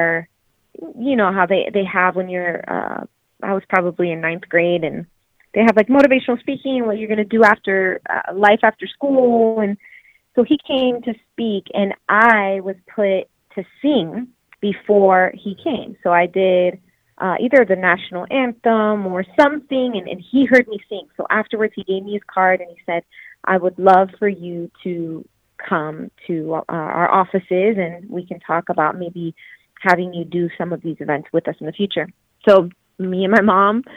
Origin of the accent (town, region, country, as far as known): Florida, United States; born or raised there; also born or lived in New York / Puerto Rico (ancestry)